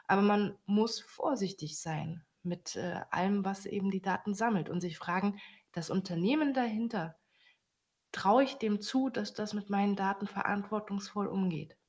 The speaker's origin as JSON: {"language": "German", "country": "Germany", "said": "als Deutsche"}